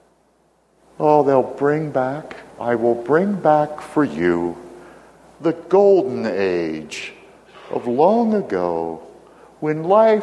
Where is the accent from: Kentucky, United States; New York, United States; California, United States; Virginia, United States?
Virginia, United States; my home state of Virginia